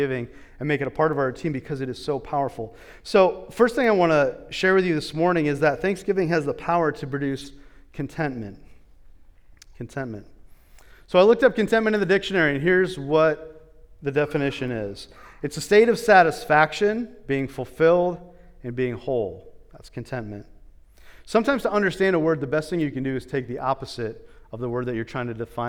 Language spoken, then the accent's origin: English; United States; as an American